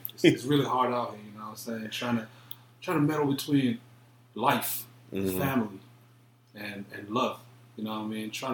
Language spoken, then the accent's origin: English; Cameroon; moved away; I was born in Cameroon